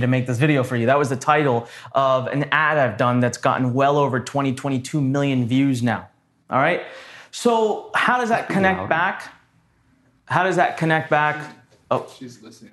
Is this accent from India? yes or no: yes; Punjab, India; now in Maryland, United States; I'm actually Punjabi, so I'm from north part